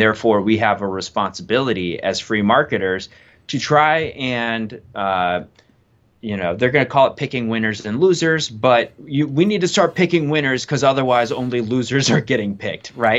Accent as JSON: {"language": "English", "region": "Wisconsin", "country": "United States", "tie": "born or raised there", "said": "I grew up in Wisconsin, born and raised on a, on a dairy farm"}